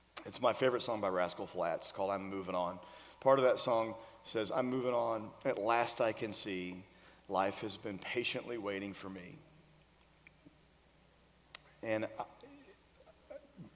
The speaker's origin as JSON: {"language": "English", "region": "Florida", "country": "United States", "tie": "born or raised there", "moved": "yes", "lives_now": "Nashville, United States", "said": "we grew up in Florida together. We went to the same high school in Florida. I'm from here, so I have ties here"}